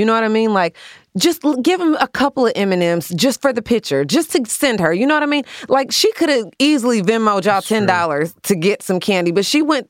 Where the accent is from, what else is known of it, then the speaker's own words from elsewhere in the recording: the South, United States; I'm from the South.